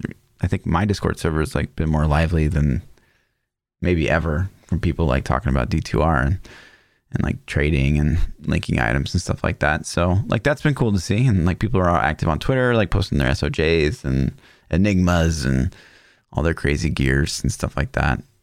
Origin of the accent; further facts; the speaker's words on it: Kansas City, United States; I'm actually from Kansas City